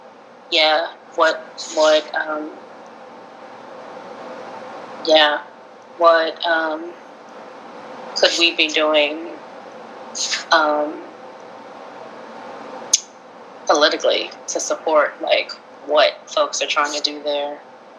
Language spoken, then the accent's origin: English; United States; we are coming from the United States